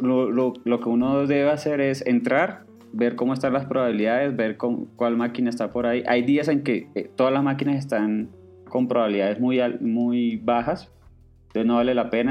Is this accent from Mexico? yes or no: no; Cartagena, Bolívar, Colombia; now in Bogotá, Colombia; yo vivo en Bogotá, pero digamos en mi infancia yo me crié en Cartagena, que es una ciudad puerto en, Colombia.